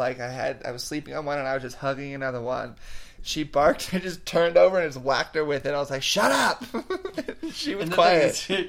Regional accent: United States; I'm the American, so I'm not the foreigner.

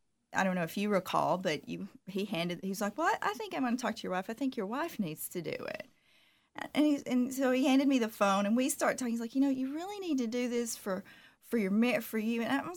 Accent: Southern United States, United States; Of course, now I'm from the South, so I try to always put on makeup

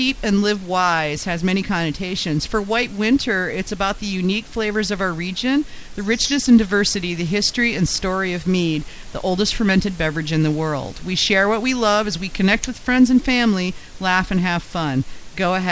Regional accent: Benzie area of Michigan, United States; moved away; where I grew up in the Benzie area of Michigan

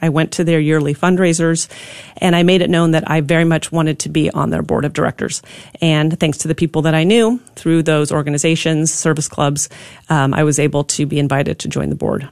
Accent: Pacific Northwest, United States; now in Texas, United States; I grew up in the Pacific Northwest

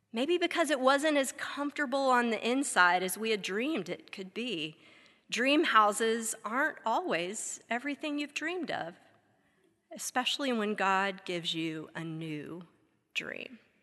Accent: Texas, United States; moved away as an adult; now in Wilmore, United States; something none of us had ever had growing up in Texas

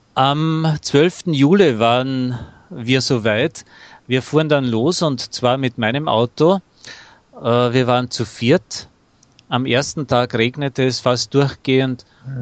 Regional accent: Austria; nach Österreich zurückfuhr, ja. merkte ich, ähm, wie sehr ich mich doch nach meiner Heimat sehnte

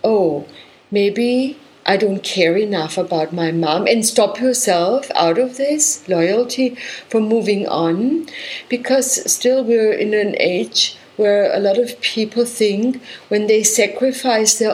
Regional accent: Germany; I come from Germany

